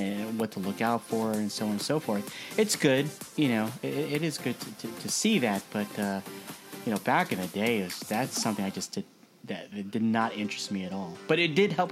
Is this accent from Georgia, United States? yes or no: no; New Jersey, United States; now in California, United States; you and I grew up in Jersey